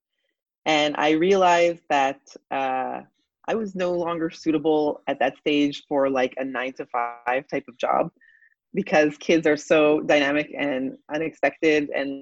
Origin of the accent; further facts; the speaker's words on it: Toronto, Ontario, Canada; moved away as an adult; now in Israel; I'm originally Canadian, actually. I grew up in Toronto and I've been in Israel for 26 years